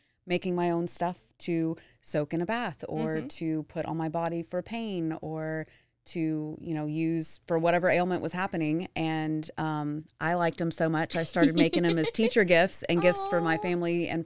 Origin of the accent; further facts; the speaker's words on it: Dallas, Texas, United States; moved away as an adult; also born or lived in Houston, Texas; now in Waco, United States; growing up in Dallas Fort Worth, I went to high school there